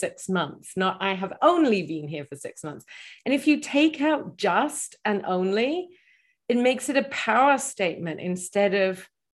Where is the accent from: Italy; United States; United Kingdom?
United Kingdom; England; I'm originally from England, and then my accent, I've traveled a lot.